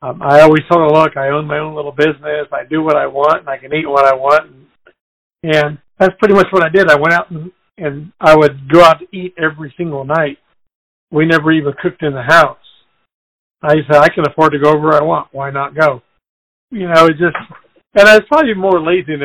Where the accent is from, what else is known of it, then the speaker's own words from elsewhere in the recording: Mexico; also born or lived in California, United States; now in Texas, United States; she took us all back to Mexico. And I grew up on a farm